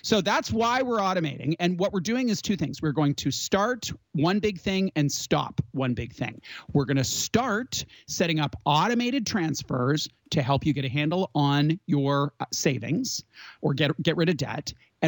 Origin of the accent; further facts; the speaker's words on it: Canada; we're Canadian.